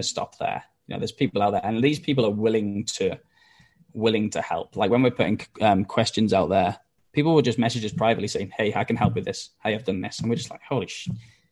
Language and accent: English; Wales, United Kingdom; now in Australia; if you can't tell by the accent, I'm not from Australia, I'm from Wales